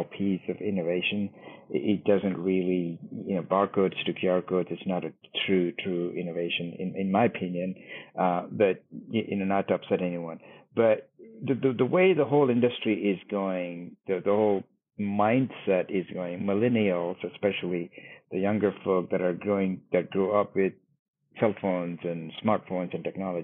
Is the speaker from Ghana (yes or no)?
no; India; now in Dallas, United States; my home country, India